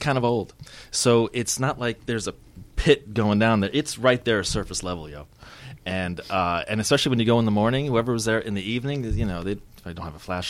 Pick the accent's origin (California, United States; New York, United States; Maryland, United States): New York, United States; Long Island; moved away as an adult; now in Uganda; I'm from Long Island